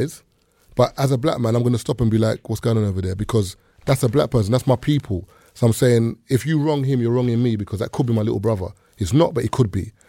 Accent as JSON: {"language": "English", "area": "the East", "region": "London", "country": "United Kingdom", "tie": "born or raised there", "said": "when I was growing up in the East"}